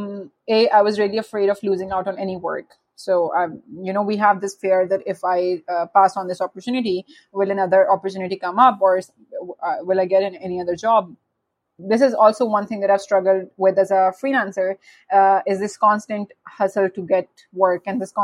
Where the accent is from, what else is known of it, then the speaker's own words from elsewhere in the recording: Pakistan; I am from Pakistan